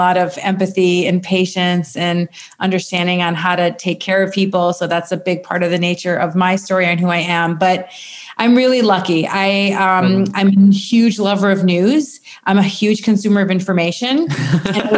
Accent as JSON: {"language": "English", "region": "Minnesota", "country": "United States", "tie": "born or raised there", "moved": "as an adult", "lives_now": "Egypt", "said": "I am born and raised in Minnesota"}